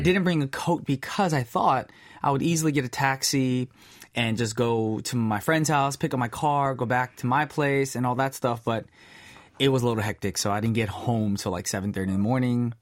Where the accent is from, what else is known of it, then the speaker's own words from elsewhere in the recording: United States; being Korean American